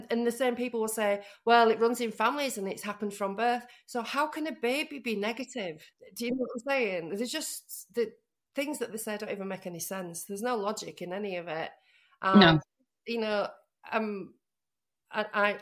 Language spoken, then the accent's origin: English; Leeds, Yorkshire and the Humber, United Kingdom; now in Liverpool, United Kingdom; I live in Liverpool. I'm from Leeds, though.